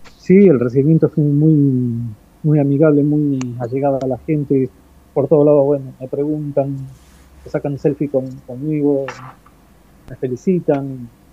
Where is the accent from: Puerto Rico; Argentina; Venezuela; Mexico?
Argentina; soy artista argentino